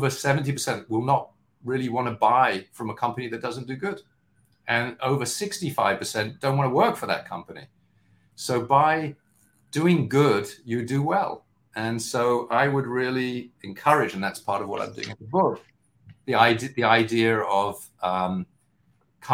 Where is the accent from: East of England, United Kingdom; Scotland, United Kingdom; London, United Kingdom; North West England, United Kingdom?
London, United Kingdom; now in New York, United States; my background, as you can tell, I'm from London, but I'm based in New York. I've been here for much longer